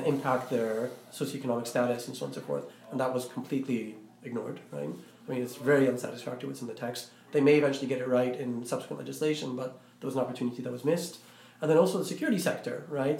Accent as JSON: {"language": "English", "country": "Iraq", "said": "I'm Iraqi, I'm not uh, I'm not Egyptian, but then again, I'm not American"}